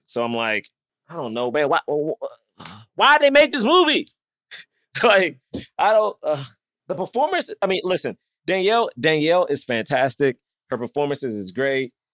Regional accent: Southeast, United States; growing up in Southeast, and Black history was a great importance to my school

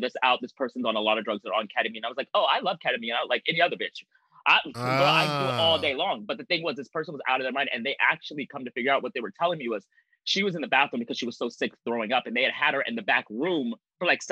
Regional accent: Anchorage, Alaska, United States; now in New York City, United States; I am not from New York. I'm from Anchorage, Alaska

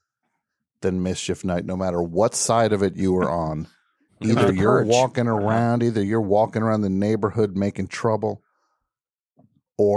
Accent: New Jersey, United States; I'm from New Jersey.

